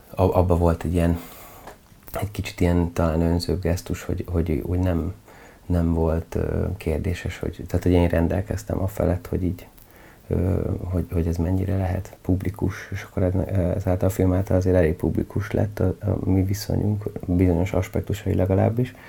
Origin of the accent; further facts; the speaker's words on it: Budapest, Hungary; Hát ilyen klasszik kertvárosi környezetben nőttem fel